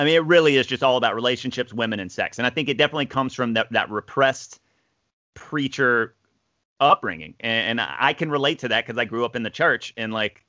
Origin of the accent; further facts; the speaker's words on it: the South, United States; us growing up in the South